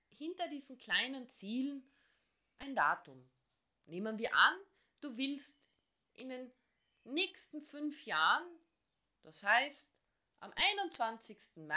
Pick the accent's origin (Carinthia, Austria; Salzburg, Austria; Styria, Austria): Carinthia, Austria; born there; ich bin gebürtige Kärntnerin.